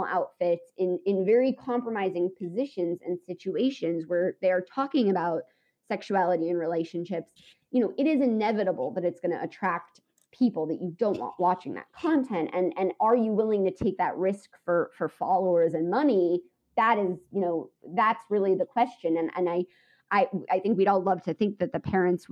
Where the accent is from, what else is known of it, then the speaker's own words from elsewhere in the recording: United States; as an American